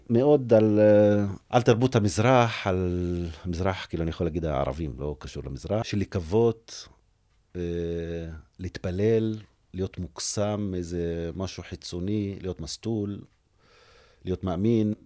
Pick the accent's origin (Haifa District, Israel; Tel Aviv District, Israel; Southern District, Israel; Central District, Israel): Haifa District, Israel; Umm al-Fahm; באום אל-פחם, בסביבה שאני גדלתי בה